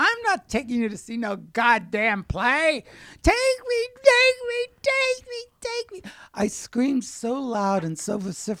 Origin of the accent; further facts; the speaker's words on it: Wilkes-Barre, Pennsylvania, United States; Wilkes-Barre, Pennsylvania, which is named after John Wilkes and Isaac Barre, but the natives call it Wilkes-Barre. And everybody has a very hard accent, like talk, walk, daughter, look, roof.